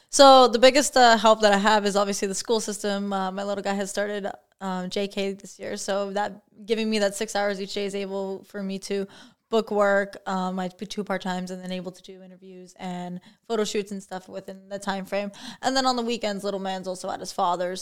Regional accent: St. Catharines, Ontario, Canada; born and raised in Saint Catharines, actually.

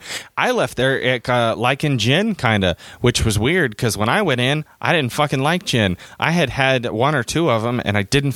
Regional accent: United States; I'm from America

